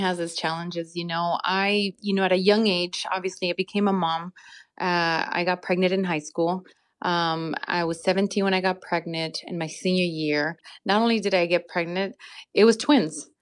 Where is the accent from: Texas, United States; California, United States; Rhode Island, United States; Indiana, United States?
California, United States; Santa Ana; also born or lived in Mexico; growing up in Santa Ana, I actually lived on Garfield